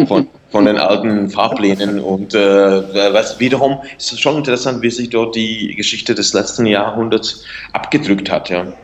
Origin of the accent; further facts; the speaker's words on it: Lomnice nad Popelkou, Liberec Region, Czechia; German is a second language; also born or lived in Turnov; ich bin in der Provinz aufgewachsen, in Nordostböhmen